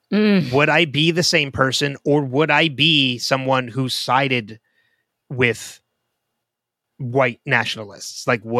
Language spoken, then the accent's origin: English; New Jersey, United States; I was born and raised in New Jersey